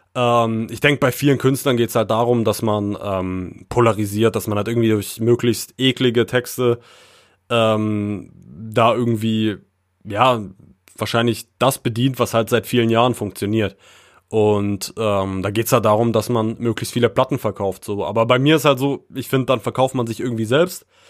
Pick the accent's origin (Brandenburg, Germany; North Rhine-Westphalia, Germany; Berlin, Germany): Brandenburg, Germany; Frankfurt; moved away; also born or lived in Baden-Württemberg / Thuringia; meine Heimat repräsentieren sollte, dann würde ich auf jeden Fall mir Frankfurt oder schon auf die Fahne schreiben und auch Brandenburg